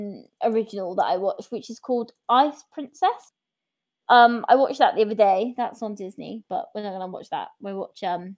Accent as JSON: {"language": "English", "town": "Lincoln", "region": "East Midlands", "country": "United Kingdom", "moved": "yes", "lives_now": "Swansea, United Kingdom", "said": "I'm from in Lincoln."}